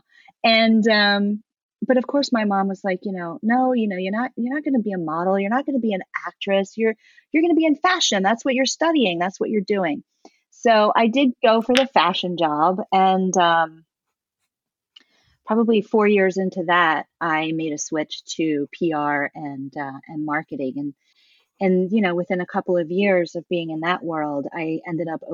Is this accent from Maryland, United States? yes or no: yes; Baltimore, Maryland, United States; I grew up in Baltimore